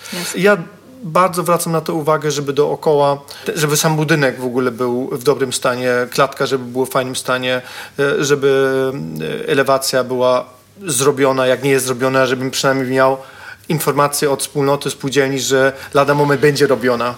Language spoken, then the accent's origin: Polish; Katowice, Silesian Voivodeship, Poland; jestem z Katowic